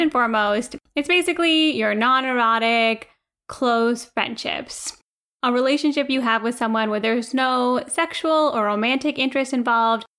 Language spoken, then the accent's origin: English; India; now in United States; we're Indian, we take care of our family